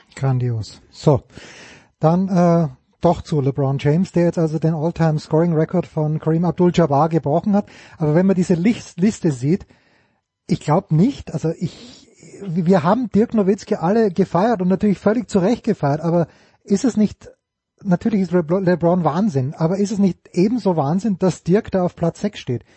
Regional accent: Austria; mich als Österreicher

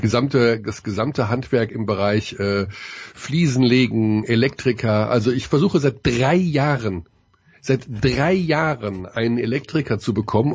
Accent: Ruhr area, North Rhine-Westphalia, Germany; Ich komme aus dem Ruhrgebiet

